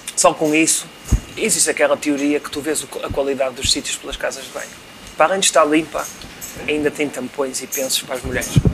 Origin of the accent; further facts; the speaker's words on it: Vila Nova de Gaia, Norte, Portugal; eu não sou do Porto, eu sou de Gaia